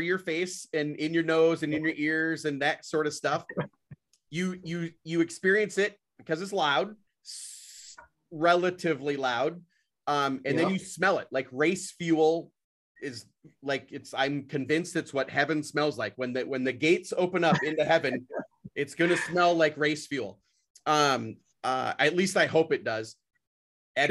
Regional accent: Brainerd, Minnesota, United States; I'm from Brainerd, Minnesota

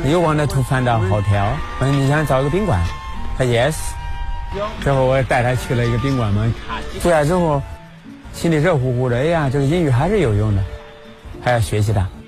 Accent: Kaifeng, Henan, China; 在宣传着咱们开封

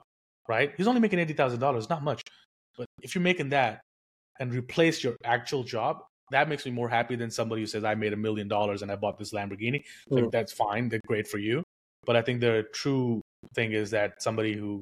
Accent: India; moved away; I was born and raised in India. I got here with nothing

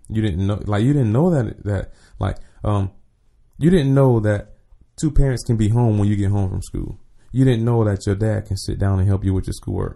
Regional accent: Jacksonville, Florida, United States; moved away; I'm from the west side, one hundred and third. So, Sweetwater, um, Ricker Road, um, one eighteen Street, all that, all that's me.

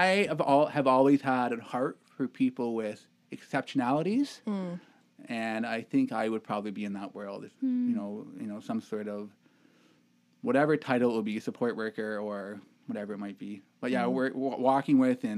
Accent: Toronto, Ontario, Canada; I grew up in a little village called Toronto, Ontario. I grew up in the ghetto part of it, Scarborough

